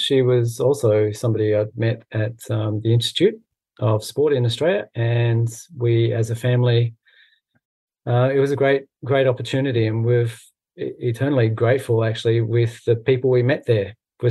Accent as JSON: {"language": "English", "region": "Scotland", "country": "United Kingdom", "said": "because I'm Scottish"}